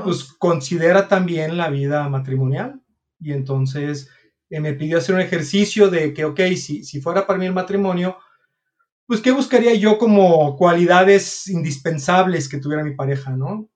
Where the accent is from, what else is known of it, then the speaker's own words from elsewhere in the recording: California, United States; first language English; Spanish is a second language; also born or lived in Taxco, Guerrero, Mexico / Cuernavaca, Morelos, Mexico; now in Monterrey, Mexico; soy oriundo de Tasco Guerrero, crecí en California y luego Cuernavaca y luego me vine a estudiar a Monterrey